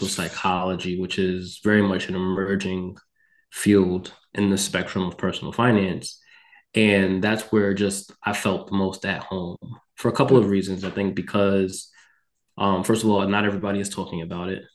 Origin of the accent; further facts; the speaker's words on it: Mount Vernon, New York, United States; moved away as an adult; also born or lived in Texas / Connecticut; I am from Mount Vernon, New York, which is a city in Westchester County. I grew up experiencing aspects of poverty